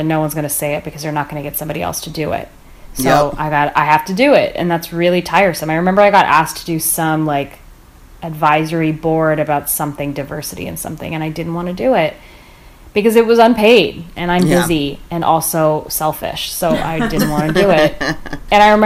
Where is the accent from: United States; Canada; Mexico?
Canada; I was born in Canada